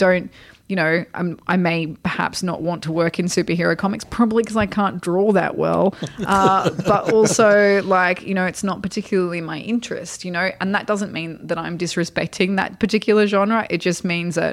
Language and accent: English; Australia; moved away as an adult; now in Portland, United States; being an Australian working in America